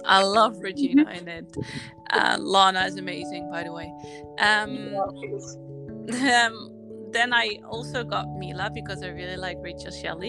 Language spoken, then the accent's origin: English; Netherlands; I'm from the Netherlands. I lived there my whole life